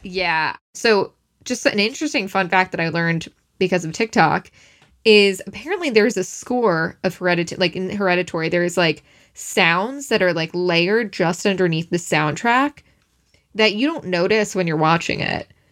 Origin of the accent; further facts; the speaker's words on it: Syosset, New York, United States; I'm from Syosset